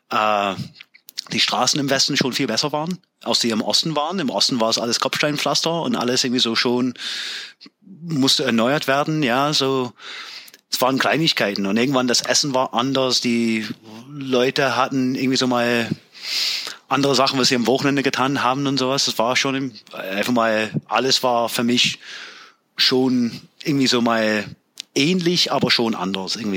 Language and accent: German; Pennsylvania, United States; German is a second language; So, ich komme aus äh, ein kleines Dorf in der Nähe von York, Pennsylvania.